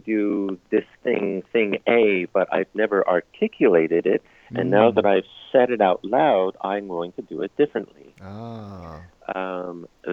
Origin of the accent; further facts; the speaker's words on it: United States; moved away as an adult; also born or lived in Arnhem / Amsterdam; now in Netherlands; I'm American.